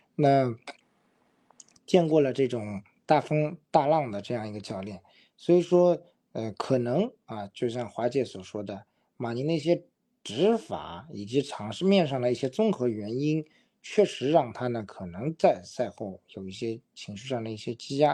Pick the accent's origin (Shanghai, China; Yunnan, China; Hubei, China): Shanghai, China; 就觉得我们上海人说方浩的这个突破好像有点一根筋了。